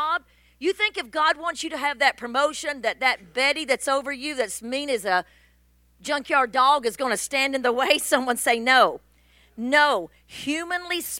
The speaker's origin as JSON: {"language": "English", "town": "Mount Vernon", "region": "Illinois", "country": "United States", "tie": "born or raised there", "accent": "deep southern", "said": "my deep southern accent, Mount Vernon, Illinois."}